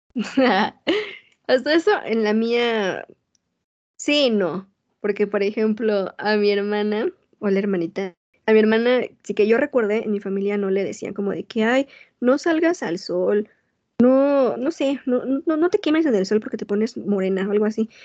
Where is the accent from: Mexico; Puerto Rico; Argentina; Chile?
Mexico; moved away as an adult; now in United States; yo nací y crecí en México y fui a la escuela toda mi vida en México